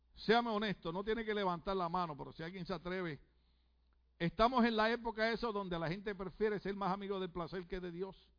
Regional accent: Puerto Rico; moved away; decimos en mi país

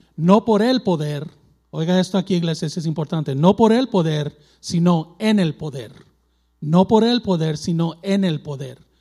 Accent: Mexico; yo soy mexicano, tengo sangre mexicana

